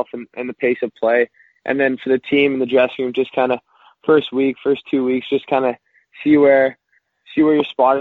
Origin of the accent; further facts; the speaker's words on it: Toronto, Ontario, Canada; I grew up in North York, Toronto, Ontario, just outside of the city